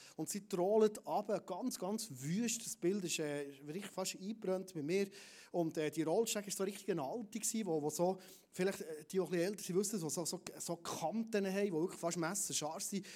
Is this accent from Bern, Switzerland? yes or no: yes; Bernese Oberland, Switzerland; als Berner Oberländer